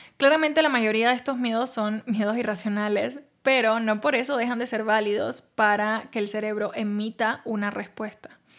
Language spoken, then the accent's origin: Spanish; Cuba; now in Mexico